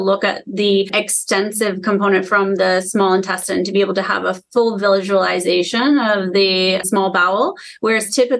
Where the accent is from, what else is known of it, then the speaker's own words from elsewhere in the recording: Vermont, United States; moved away as an adult; now in Cleveland, United States; I'm actually from Vermont. I came here in 2011